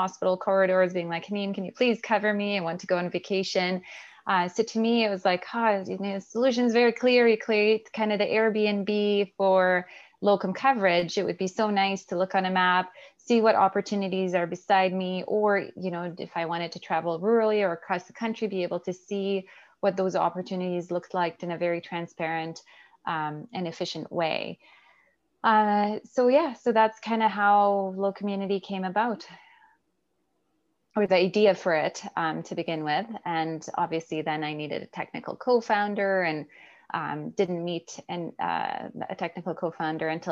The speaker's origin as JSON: {"language": "English", "country": "Canada", "also_born_or_lived": "Alberta", "said": "I'm a Canadian physician"}